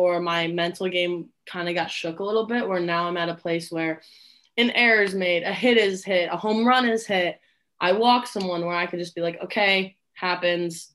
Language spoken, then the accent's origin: English; Buffalo, New York, United States; moved away as an adult; I grew up in Buffalo, New York